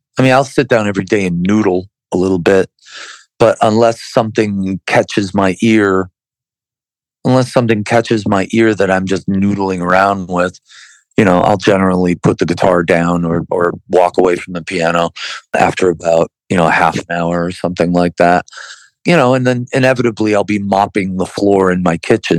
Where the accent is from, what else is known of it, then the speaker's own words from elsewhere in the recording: Buffalo, New York, United States; we're from Buffalo, New York